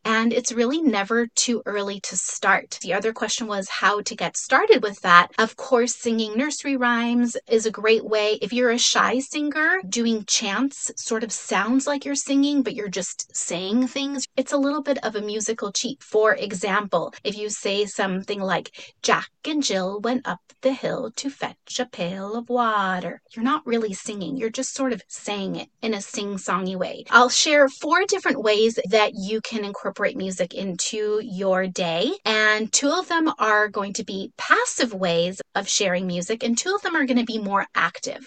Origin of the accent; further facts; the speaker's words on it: Mexico City, Mexico; first language Spanish; English is a second language; now in San Diego, United States; I'm originally from Mexico City, so Spanish is my first language